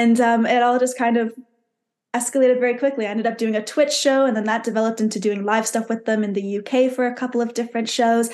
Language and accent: English; Canada; born or raised there; moved away